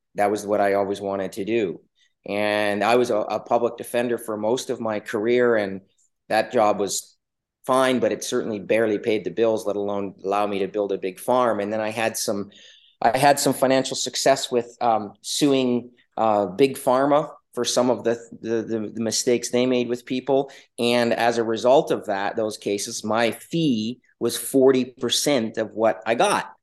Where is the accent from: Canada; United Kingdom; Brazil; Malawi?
Canada; now in Alaska, United States; I was originally actually from Canada. I grew up in the Yukon Territory in British Columbia